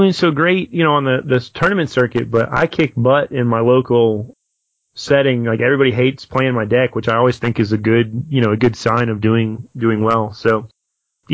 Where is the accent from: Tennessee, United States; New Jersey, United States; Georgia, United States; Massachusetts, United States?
Tennessee, United States; Nashville; I'll be back in my hometown of Nashville